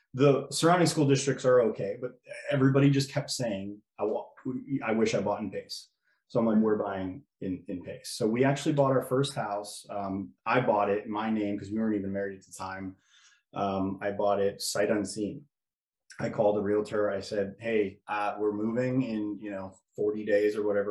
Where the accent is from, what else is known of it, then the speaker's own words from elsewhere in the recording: Orland Park, Illinois, United States; moved away as an adult; also born or lived in Pensacola, Florida; I am from Orland Park. It's a suburb, south suburb of Chicago. Born and raised in that area